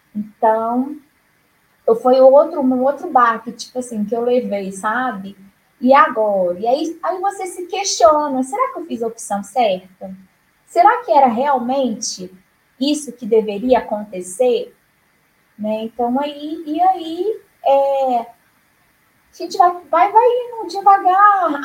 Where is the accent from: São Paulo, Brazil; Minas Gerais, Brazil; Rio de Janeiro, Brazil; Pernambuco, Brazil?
Minas Gerais, Brazil; Juiz de Fora; moved away as an adult; now in Palmas, Brazil; eu me formei em Juiz de Fora, Minas Gerais, onde eu nasci e vivi até então.